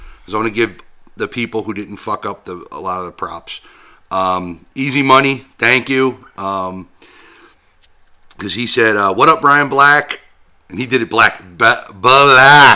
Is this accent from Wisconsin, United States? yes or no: no; Jersey City, New Jersey, United States; I grew up in Jersey City, which is right next to Hoboken